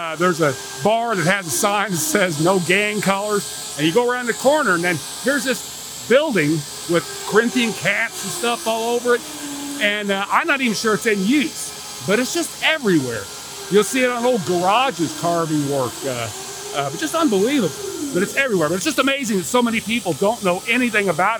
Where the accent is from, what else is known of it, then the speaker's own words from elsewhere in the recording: Indianapolis, Indiana, United States; I grew up in Indianapolis